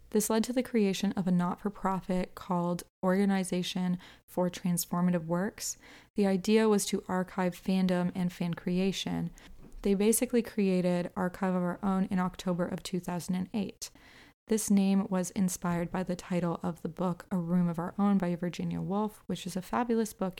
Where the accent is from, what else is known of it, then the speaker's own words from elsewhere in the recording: Canada; I'm also Canadian